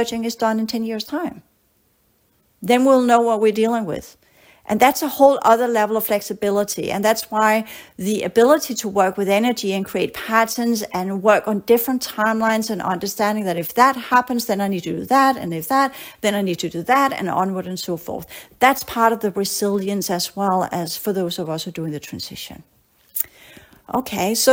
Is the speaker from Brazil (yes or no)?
no; Denmark; moved away as an adult; also born or lived in Australia; I grew up in Denmark